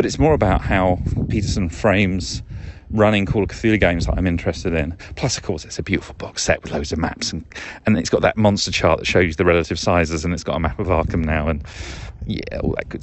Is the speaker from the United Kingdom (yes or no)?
yes; United Kingdom; moved away; Being British